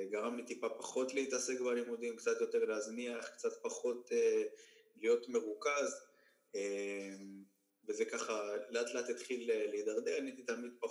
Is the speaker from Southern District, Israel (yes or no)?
yes; Ashdod, Southern District, Israel; also born or lived in Tiberias; אני גדלתי, ב... נולדתי בטבריה, בגיל 4-5 עברתי לאשדוד.